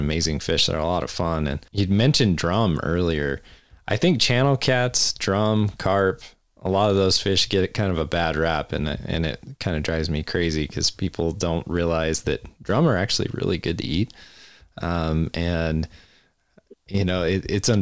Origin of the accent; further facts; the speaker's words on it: Cheyenne, Wyoming, United States; growing up in Cheyenne